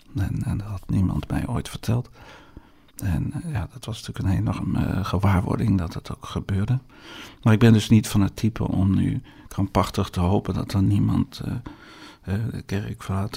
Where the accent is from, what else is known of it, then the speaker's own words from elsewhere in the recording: Netherlands; in Nederland doen, waar ik vandaan kom